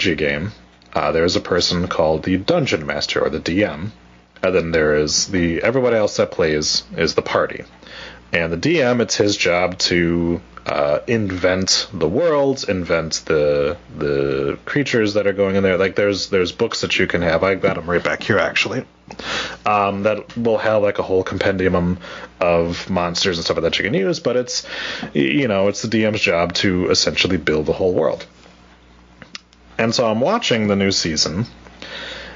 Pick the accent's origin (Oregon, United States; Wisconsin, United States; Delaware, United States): Wisconsin, United States; accent: Wisconsin; my Wisconsin accent